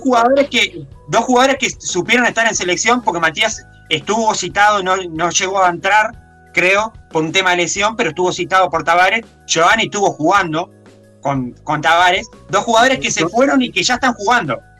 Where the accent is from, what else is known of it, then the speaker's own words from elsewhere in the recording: Paysandú, Uruguay; es de mi tierra, es de Paysandú